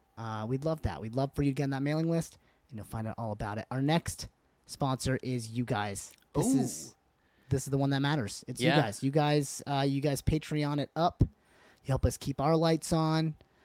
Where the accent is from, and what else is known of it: United States; born or raised there